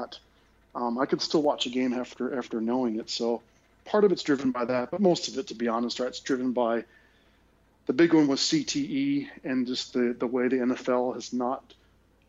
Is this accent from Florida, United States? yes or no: no; Wisconsin, United States; born or raised there; now in Australia